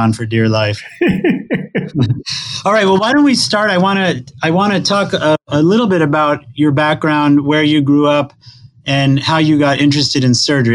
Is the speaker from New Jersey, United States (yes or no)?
yes; central New Jersey, United States; I grew up in New Jersey as well, although you were south and I was central